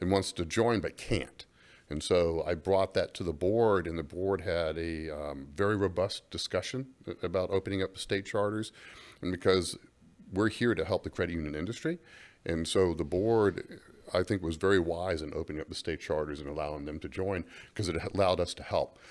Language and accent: English; Gainesville, Florida, United States; moved away; growing up in Gainesville, Florida